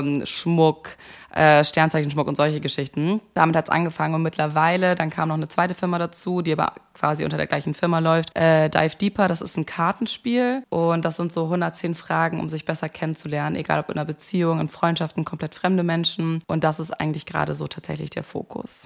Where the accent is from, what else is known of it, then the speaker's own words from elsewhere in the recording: Hamburg, Germany; moved away as an adult; also born or lived in Munich; Ich komme eigentlich aus Hamburg, habe dann aber in München Kommunikationswissenschaft und Amerikanistik studiert